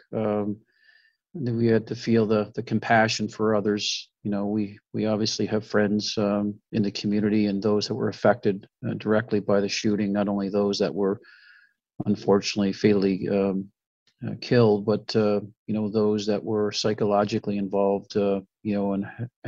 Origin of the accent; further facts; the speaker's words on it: Canada; now in Oxford, United States; I'm Canadian